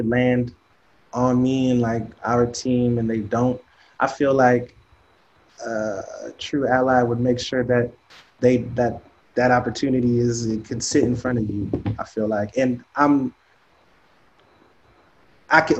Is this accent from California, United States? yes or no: no; Seattle, Washington, United States; Growing up in Seattle